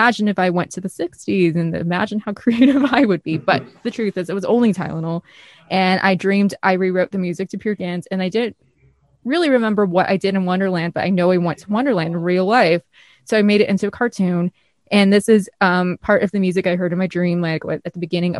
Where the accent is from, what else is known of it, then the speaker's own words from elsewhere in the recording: Midwest, United States; accent: northern state / Midwestern; I'm American, like from a northern state, to come off a little bit rough how I speak